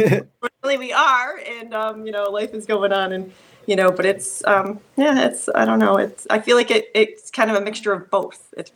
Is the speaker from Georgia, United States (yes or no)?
no; Schenectady, New York, United States; now in Clifton Park, United States; Schenectady. Live in Clifton Park, which is Saratoga, Saratoga area.